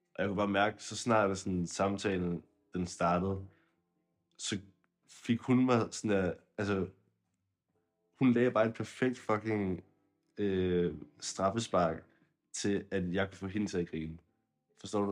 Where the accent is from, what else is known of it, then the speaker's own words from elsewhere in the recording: Zealand, Denmark; jeg var fra Sjælland, eller jeg er fra Sjælland